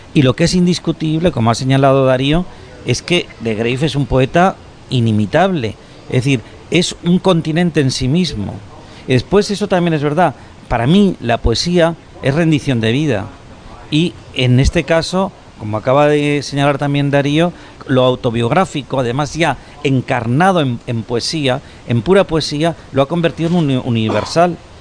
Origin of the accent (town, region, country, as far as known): Spain